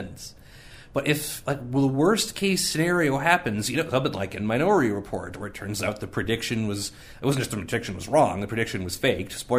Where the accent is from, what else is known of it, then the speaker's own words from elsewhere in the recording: Canada; I was raised in Canada